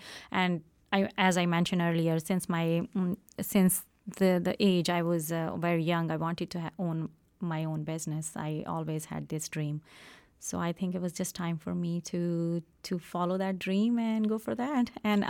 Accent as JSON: {"language": "English", "country": "Pakistan", "second_language": "English", "moved": "as an adult", "said": "Yeah, the story, we came from Pakistan, me and my husband. He's been here for a long time. I came 10 years ago, and I always wanted to do something back home, to have my own business."}